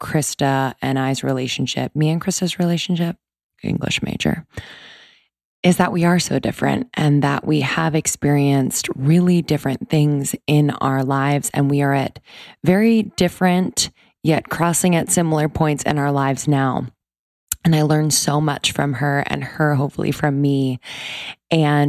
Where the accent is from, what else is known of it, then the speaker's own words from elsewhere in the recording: East Coast, United States; So I grew up on the East Coast.